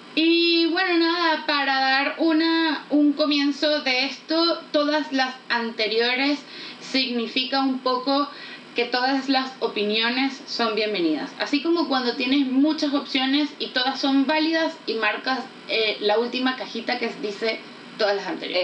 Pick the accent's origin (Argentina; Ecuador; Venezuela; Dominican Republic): Venezuela; accent: Venezuelan; now in Santiago, Chile; Vivimos en Santiago de Chile, pero claramente somos venezolanas. Claramente digo por el acento